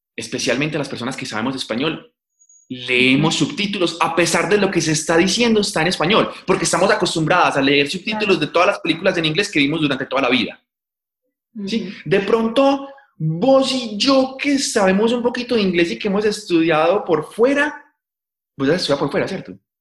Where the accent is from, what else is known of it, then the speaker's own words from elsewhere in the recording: Paisa, Antioquia, Colombia; accent: paisa; yo soy súper paisa